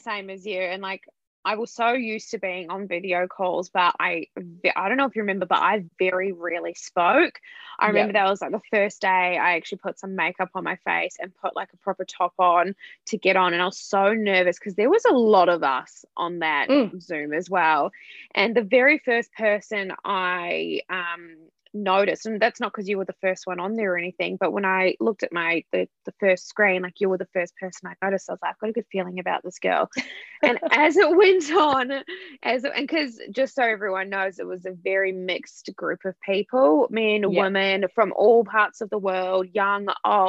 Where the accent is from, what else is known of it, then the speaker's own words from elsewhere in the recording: New Zealand; moved away; I'm originally from New Zealand and my core group of friends are in New Zealand.